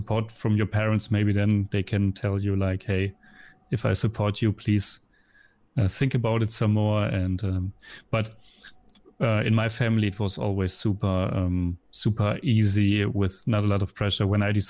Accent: Lippstadt, North Rhine-Westphalia, Germany; English is a second language; moved away as an adult; now in Vienna, Austria; I'm coming from Germany, from a little town called Lippstadt. It's like a 70,000 population. And I moved to Vienna in 2006.

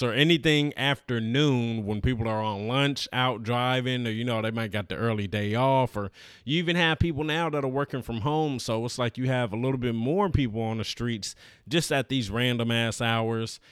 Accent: Los Angeles, California, United States; I'm from Los Angeles

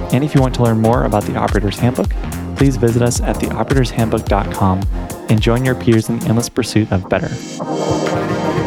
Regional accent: Portland, United States; being in Portland, my hometown

